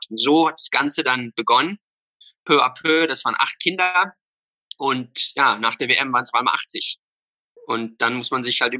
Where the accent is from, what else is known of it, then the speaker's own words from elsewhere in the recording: Somerset West, Western Cape, South Africa; moved away as an adult; also born or lived in Berlin; Ähm, hier in Somerset West, wo Young Bafana jetzt auch ist, ist mein Zuhause. Hier bin ich geboren, hier bin ich aufgewachsen und bin dann mit 18 nach Berlin.